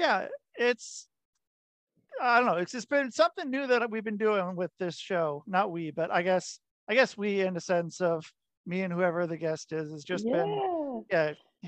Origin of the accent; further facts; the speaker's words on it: Oregon, United States; now in New York, United States; I'm from Oregon